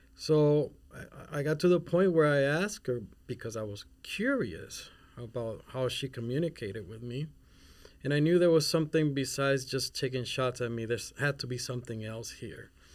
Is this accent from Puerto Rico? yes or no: yes; Puerto Rico; also born or lived in Mexico City / Spain; now in Minnesota, United States; I'm not even from here, Minnesota, I'm from Puerto Rico. And I lived in, in Mexico City in Spain, and then e, eventually grew up in Puerto Rico.